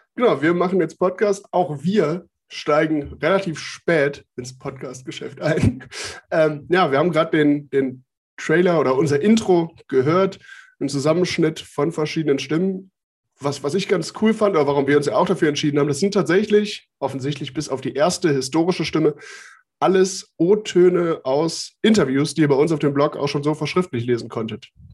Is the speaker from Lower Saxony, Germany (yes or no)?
no; Mönchengladbach, North Rhine-Westphalia, Germany; also ich komme aus Mönchengladbach gebürtig